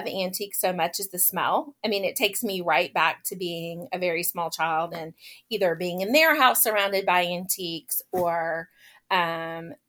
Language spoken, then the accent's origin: English; Lakeland, Florida, United States; also born or lived in Orlando, Florida / Haines City, Florida; now in Marietta, United States; I grew up, yes, you are correct, in Central Florida. My hometown is actually in Lakeland